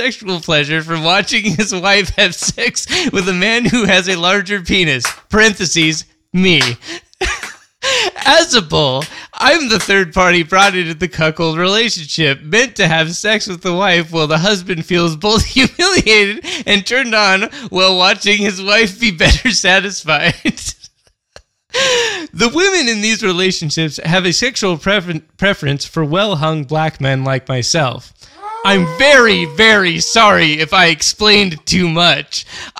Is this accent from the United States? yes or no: yes; California, United States; now in Brooklyn, United States; I'm originally from California, and I've been living in Brooklyn for 3 years now.